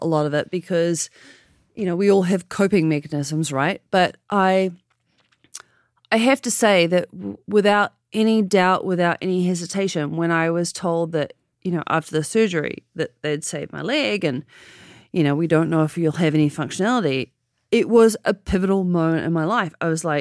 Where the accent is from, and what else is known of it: New Zealand; born or raised there; now in San Francisco, United States